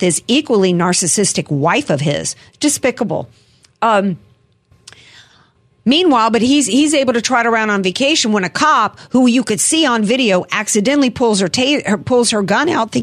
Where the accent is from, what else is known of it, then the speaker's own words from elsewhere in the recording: United States; as an American